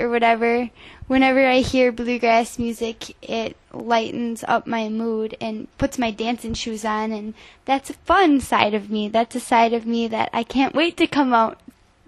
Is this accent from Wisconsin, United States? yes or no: yes; Lake Wissota, Wisconsin, United States; also born or lived in Boston, Massachusetts; I grew up on Lake Wissota, and so I grew up fishing, boating